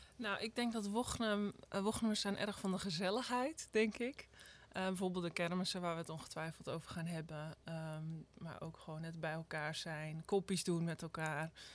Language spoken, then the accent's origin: Dutch; Wognum, North Holland, Netherlands; moved away as an adult; now in Wadway, Netherlands; Wochenum is waar ik ben opgegroeid